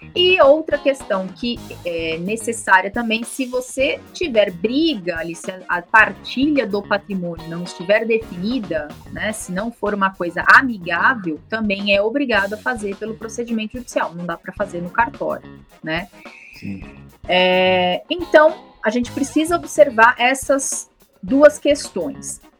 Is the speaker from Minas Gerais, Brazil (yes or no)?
no; São Paulo, Brazil; eu sou da capital de São Paulo